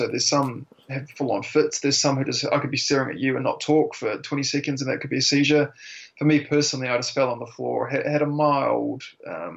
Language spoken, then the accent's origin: English; Auckland, New Zealand; moved away as an adult; also born or lived in Tauranga; now in Wanaka, New Zealand; originally from Auckland. I was born in Tauranga, but moved to Auckland when I was relatively young with my mother. Grew up there